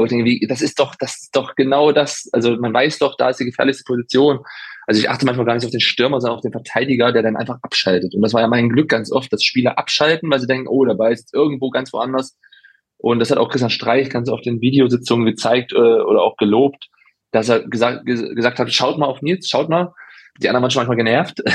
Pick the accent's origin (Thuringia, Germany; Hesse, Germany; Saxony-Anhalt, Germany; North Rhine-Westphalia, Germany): Saxony-Anhalt, Germany; Halberstadt; moved away; also born or lived in Freiburg; in meiner Heimat